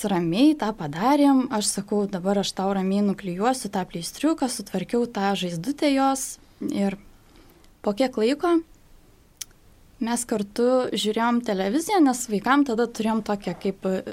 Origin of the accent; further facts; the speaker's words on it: Šiluva or Raseiniai, Kaunas County, Lithuania; moved away; Aš greičiausiai važiuosiu savo gimtąjį miestą, kad seneliai galėtų pabūti su mergaitė, tai greičiausiai gal Šilovoje arba Raseinių